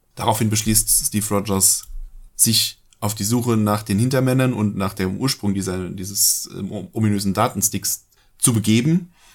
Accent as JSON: {"language": "German", "country": "Germany", "said": "bei uns in Deutschland"}